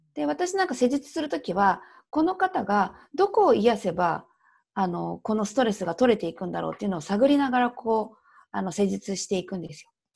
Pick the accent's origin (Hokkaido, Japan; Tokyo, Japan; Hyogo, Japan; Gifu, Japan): Tokyo, Japan; accent: Tokyo dialect / standard Japanese; 今、東京弁、まあ、標準語なんです